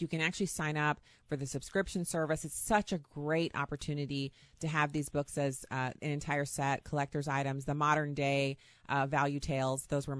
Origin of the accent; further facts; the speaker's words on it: Texas, United States; born there; And especially for Texas, I was born in Texas. I still claim it as a second home.